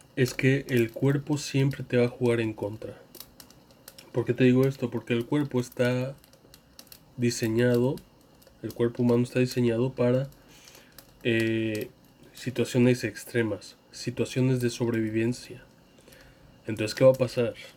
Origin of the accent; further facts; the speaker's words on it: Mexico; en mi país, México